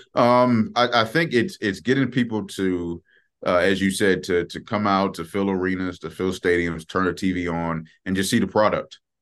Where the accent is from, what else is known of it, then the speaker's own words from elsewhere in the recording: Maryland, United States; moved away; I'm from Maryland